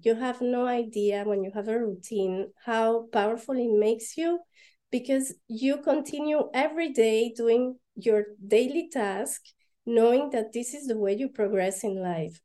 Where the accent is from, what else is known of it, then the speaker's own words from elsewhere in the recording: Panama; moved away as an adult; also born or lived in Paris, France / London, United Kingdom; now in Belgium; I was born and raised in Panama, and my dad is French and my mom is Panamanian.